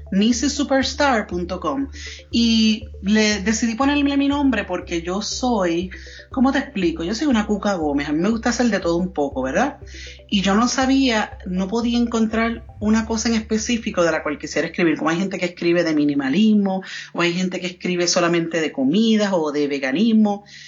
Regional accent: Puerto Rico; first language Spanish; moved away as an adult; also born or lived in New York; now in Colorado Springs, United States; soy nacida y criada en Puerto Rico

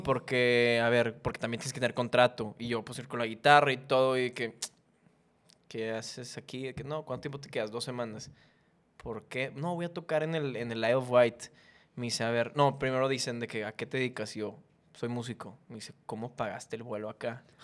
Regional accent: Monterrey, Nuevo León, Mexico; somos de Monterrey

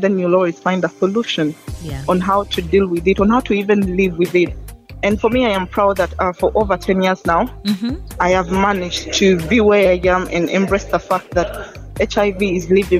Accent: Kampala, Central Region, Uganda; also born or lived in Tororo, Uganda; I am born and raised in Uganda, and I come from Tororo.

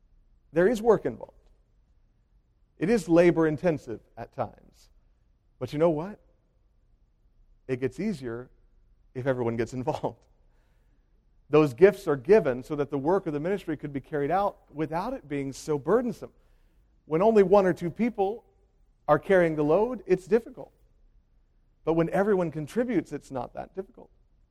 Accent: Hopewell, United States; The church I grew up in Hopewell, was pastored by my grandfather for 50 consecutive years.

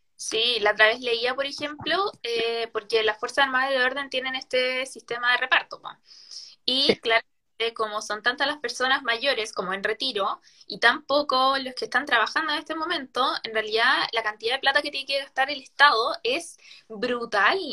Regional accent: Chimbarongo, O'Higgins, Chile; Yo soy de Chimbarongo, de la sexta región

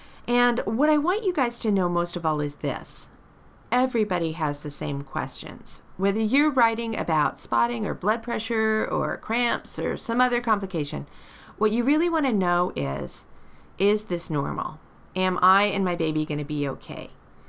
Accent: Southern California, United States; now in Portland, United States; I was born in July, the youngest of eight kids in sunny Southern California

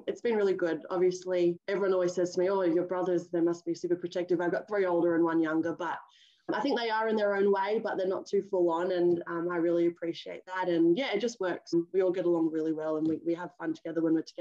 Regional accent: Sydney, New South Wales, Australia; also born or lived in Auckland, New Zealand / Brisbane; I've lived in, you know, the Cronulla, Sutherland Shire area since I was, you know, 3-4 years old. Really amazing upbringing

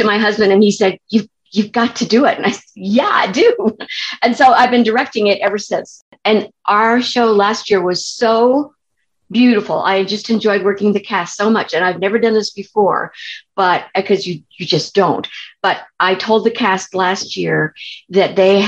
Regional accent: California, United States; now in Tempe, United States; I'm originally from California

